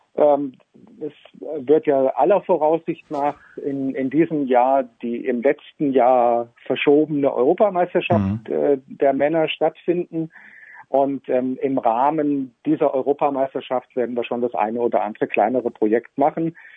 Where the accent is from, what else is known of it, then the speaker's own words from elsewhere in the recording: Northern Hesse, Germany; moved away as an adult; now in Switzerland; Ich stamme gebürtig aus Nordhessen und lebe jetzt seit etwas mehr als zehn Jahren in der Schweiz